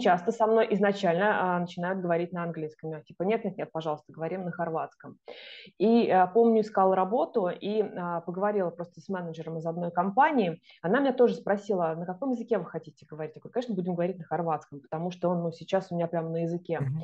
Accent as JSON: {"language": "Russian", "country": "Russia", "moved": "as an adult", "lives_now": "Zagreb, Croatia", "said": "у меня там написано, что я из России"}